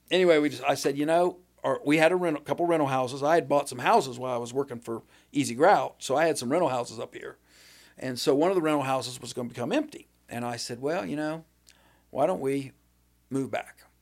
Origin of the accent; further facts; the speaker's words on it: Waterford, Ohio, United States; because we're from Waterford Beverly, so we knew people down that way.